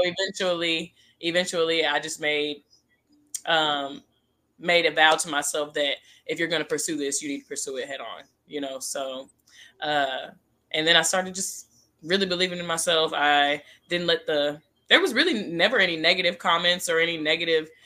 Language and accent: English; Denton, Texas, United States; It's Denton, Texas